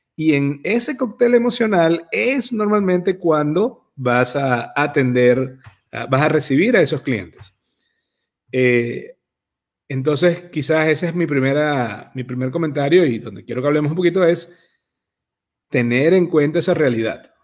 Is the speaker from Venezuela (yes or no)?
yes; Venezuela; moved away; ambos somos emigrantes eh, venezolanos